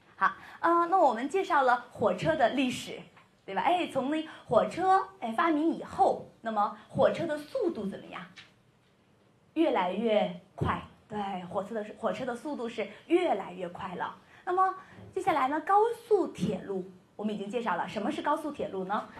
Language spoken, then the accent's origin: Chinese; China; 我是中国人